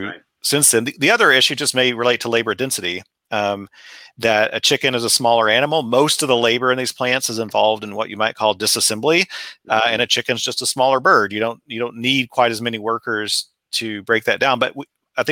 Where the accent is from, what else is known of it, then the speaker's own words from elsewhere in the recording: Texas Panhandle, United States; now in West Lafayette, Indiana, United States; I grew up in the Texas Panhandle